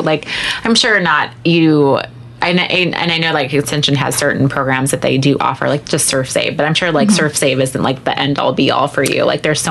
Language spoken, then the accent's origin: English; Panama, Iowa, United States; moved away; I'm from Shelby County. That's where I grew up.